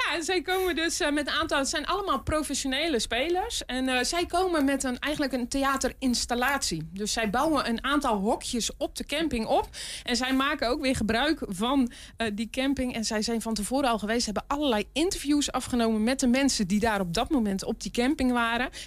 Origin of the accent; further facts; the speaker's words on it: North Brabant, Netherlands; moved away; eigenlijk kom ik uit Brabant.